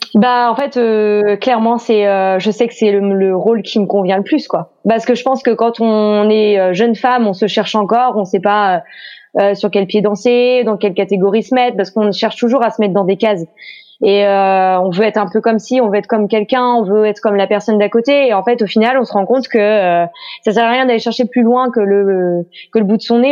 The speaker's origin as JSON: {"language": "French", "region": "Pays de la Loire", "country": "France", "tie": "born or raised there", "moved": "as an adult", "lives_now": "Brittany, France", "said": "je suis née en Loire-Atlantique, mais voilà je suis restée par amour pour un Breton."}